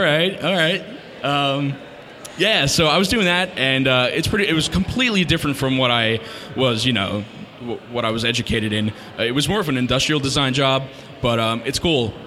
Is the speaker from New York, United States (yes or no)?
no; New Jersey, United States; I am from North Jersey, um, born and raised, still there